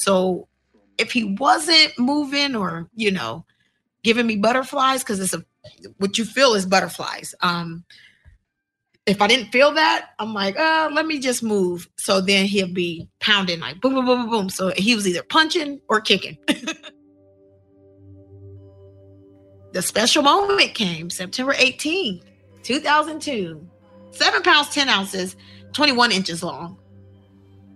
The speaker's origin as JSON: {"language": "English", "town": "Columbus", "region": "Ohio", "country": "United States", "tie": "born or raised there", "said": "I'm born and raised in Columbus, Ohio"}